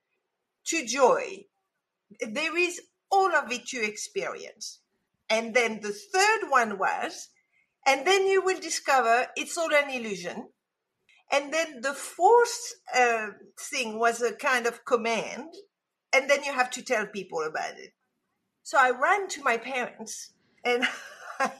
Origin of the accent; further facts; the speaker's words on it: Casablanca, Casablanca-Settat, Morocco; moved away; I was brought up in Casablanca, Morocco, and yes, it is as exotic as it sounds